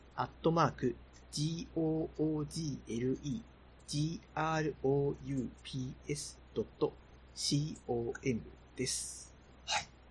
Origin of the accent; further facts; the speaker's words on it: Yamagata, Japan; うちの地元が山形の方なんで